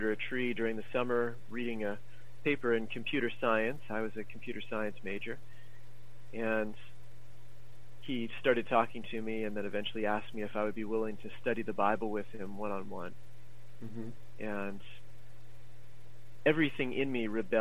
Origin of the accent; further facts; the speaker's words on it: United States; I grew up in America